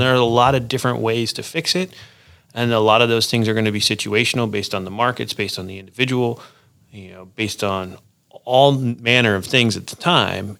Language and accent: English; Wisconsin, United States; moved away as an adult; also born or lived in Chicago, Illinois; now in Fort Collins, United States; I grew up in Wisconsin